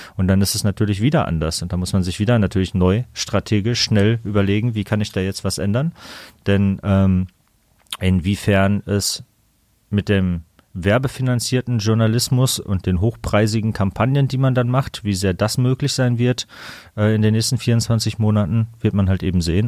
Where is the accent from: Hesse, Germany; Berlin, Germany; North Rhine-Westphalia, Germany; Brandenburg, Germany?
North Rhine-Westphalia, Germany; Kamen; moved away as an adult; now in Düsseldorf, Germany; ich komme aus Kamen, neben Dortmund